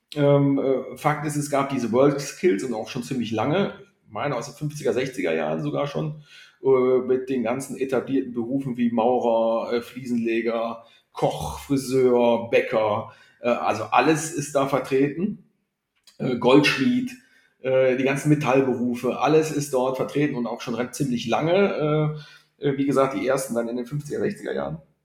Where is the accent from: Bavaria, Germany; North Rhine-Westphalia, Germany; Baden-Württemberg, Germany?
North Rhine-Westphalia, Germany; Grevenbroich; also born or lived in Rhein-Kreis Neuss; now in Cologne, Germany; ich komme gebürtig aus Griffenbruch